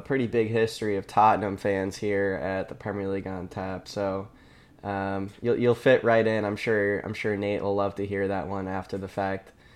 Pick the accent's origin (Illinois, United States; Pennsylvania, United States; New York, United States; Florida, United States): New York, United States; Rochester; now in Boston, United States; I'm in Boston right now, originally from, from Rochester, New York area.